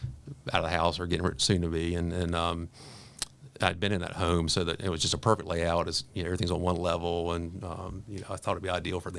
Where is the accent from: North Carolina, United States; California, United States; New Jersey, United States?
North Carolina, United States; Raleigh; also born or lived in Greensboro, North Carolina; Grew up in North Carolina. I was born in Raleigh and have a twin brother who now lives in Pittsburgh. I currently live in Greensboro. I've been there for about the past 30 years or so.